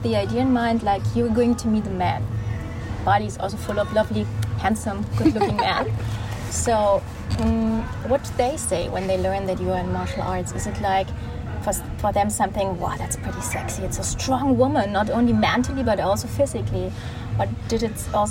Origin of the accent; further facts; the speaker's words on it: Munich, Bavaria, Germany; I come from Munich